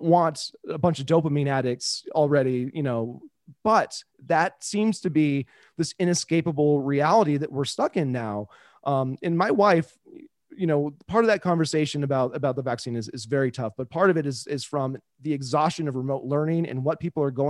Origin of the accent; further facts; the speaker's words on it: Kansas City, United States; I was growing up in Kansas City